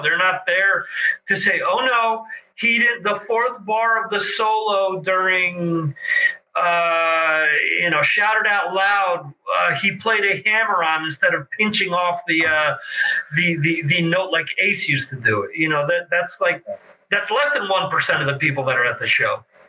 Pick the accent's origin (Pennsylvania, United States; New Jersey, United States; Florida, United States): New Jersey, United States; Dover; growing up in Morris County in, in Dover, we had our fireworks every year